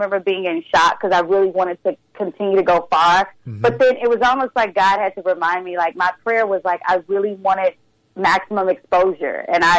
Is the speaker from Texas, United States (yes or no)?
yes; Texas, United States; I'm a Texan girl